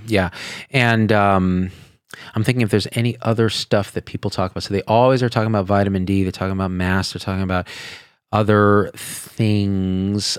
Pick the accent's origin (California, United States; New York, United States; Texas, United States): California, United States; Central Valley; moved away; also born or lived in Las Vegas, Nevada; I grew up in the Central Valley and then we moved to Vegas.